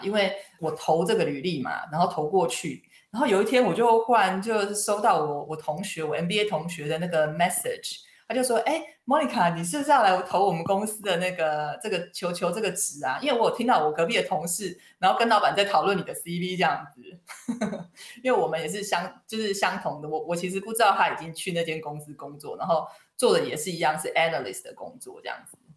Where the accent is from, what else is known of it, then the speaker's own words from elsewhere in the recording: Taiwan; moved away as an adult; now in United Kingdom; 对于我一个华人，我是土生土长的台湾人，所以英文对我来说是一个第二外国语